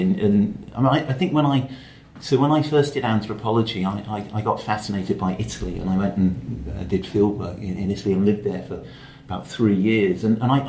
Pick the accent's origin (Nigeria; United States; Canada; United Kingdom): United Kingdom; London; I grew up in London